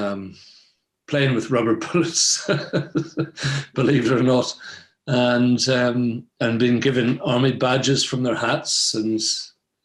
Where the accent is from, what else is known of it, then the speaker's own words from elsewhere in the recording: Belfast, Northern Ireland, United Kingdom; I was born in 1964. And, early life memories, really, growing up in Belfast